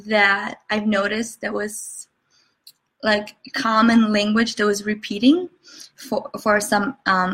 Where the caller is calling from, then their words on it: Chicago, Illinois, United States; I am coming in from Chicago. Nice cold Chicago with lots of snow.